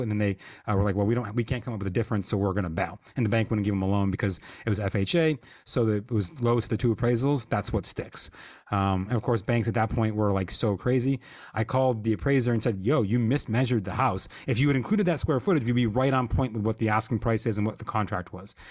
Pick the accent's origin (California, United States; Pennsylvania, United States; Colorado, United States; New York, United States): New York, United States; Lockport; my hometown, which is Lockport